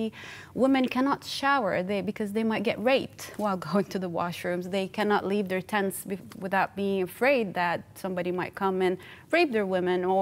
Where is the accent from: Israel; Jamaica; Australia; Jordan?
Jordan; I'm originally from the Middle East. I'm from Jordan.